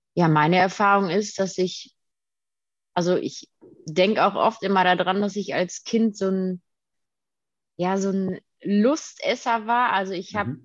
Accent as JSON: {"language": "German", "town": "Detmold", "region": "North Rhine-Westphalia", "country": "Germany", "said": "Ich komme aus Detmold"}